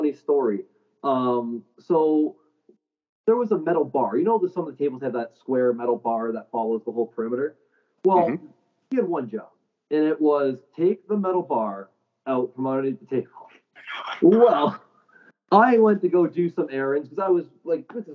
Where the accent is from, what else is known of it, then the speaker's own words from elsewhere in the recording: St. Catharines, Ontario, Canada; we're both from St. Catharines, right? Like, we're both local